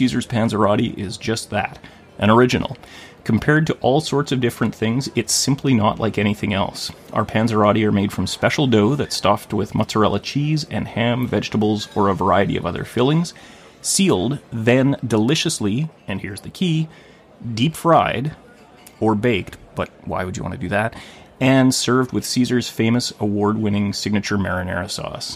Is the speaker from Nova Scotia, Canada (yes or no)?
no; Thunder Bay, Ontario, Canada; also born or lived in Vancouver; now in Gibsons, Canada; my hometown of Thunder Bay